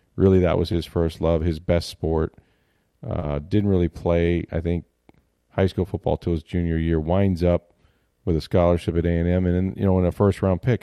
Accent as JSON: {"language": "English", "town": "Tampa", "region": "Florida", "country": "United States", "tie": "born or raised there", "said": "I grew up in Tampa Bay, so when I was a kid, uh, the Bucks weren't even here"}